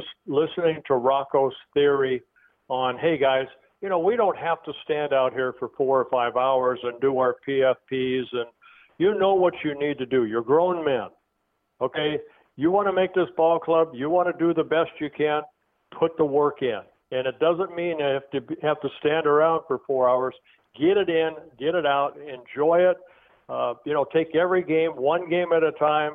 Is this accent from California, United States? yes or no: yes; Southern California, United States; I grew up in Southern California.